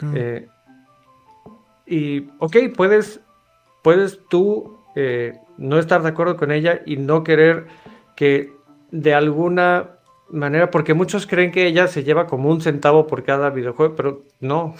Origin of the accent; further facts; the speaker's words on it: Mexico; soy mexicano